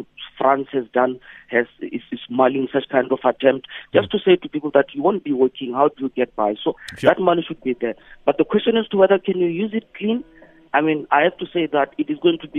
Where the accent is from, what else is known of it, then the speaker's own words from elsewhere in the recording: South Africa; So in my life as a South African, I've never seen this.